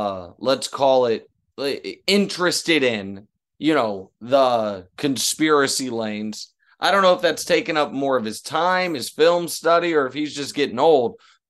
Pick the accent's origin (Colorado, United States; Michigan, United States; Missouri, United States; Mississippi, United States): Missouri, United States; Kansas City; I'm from Kansas City, Missouri proper, the city limits.